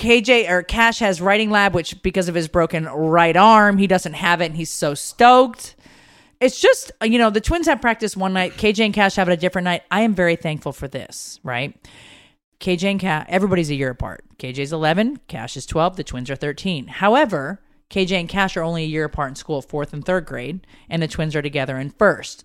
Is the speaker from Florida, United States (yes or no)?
no; Connecticut, United States; I grew up in Connecticut